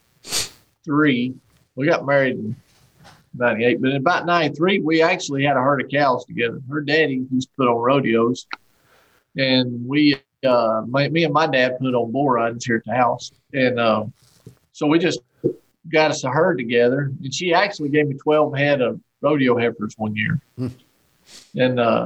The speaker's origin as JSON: {"language": "English", "town": "Archdale", "region": "North Carolina", "country": "United States", "tie": "born or raised there", "said": "there's more rednecks living in this town where I grew up here in Archdale"}